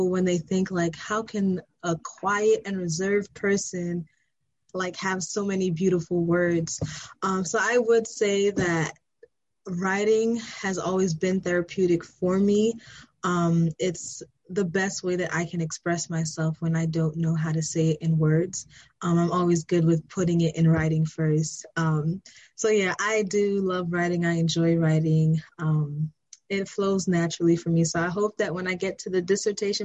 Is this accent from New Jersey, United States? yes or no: no; New York City, New York, United States; moved away as an adult; now in Columbia, Maryland, United States; I'm from Brooklyn, New York